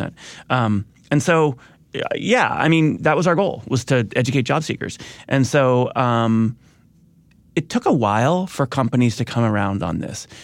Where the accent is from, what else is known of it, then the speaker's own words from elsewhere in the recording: Midwest, United States; I grew up in the Midwest